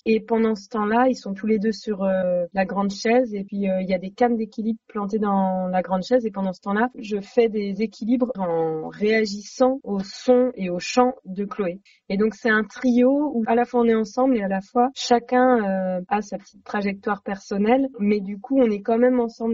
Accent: Saint-Nazaire, Pays de la Loire, France; j'habitais à Saint-Nazaire

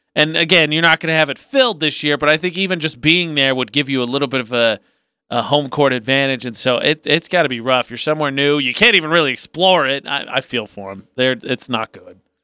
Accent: Indiana, United States; now in Utah, United States; I'm from Indiana

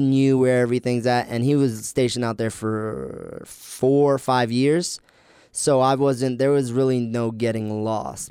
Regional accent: Ocala, Florida, United States; moved away as an adult; also born or lived in New York / Virginia Beach / Chicago; now in Logan, United States; I grew up in Ocala, Florida, which is the boonies

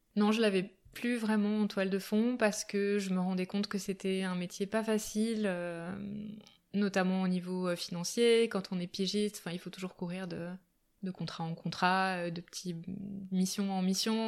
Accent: Albertville, Auvergne-Rhône-Alpes, France; also born or lived in Japan; now in Grenoble, France; J'ai grandi en Savoie, du côté d'Albertville. Euh, voilà, jusqu'à jusqu'à mes 20 ans à peu près.

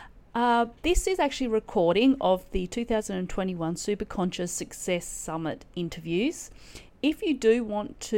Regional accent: Australia; moved away; Australia, and my home country

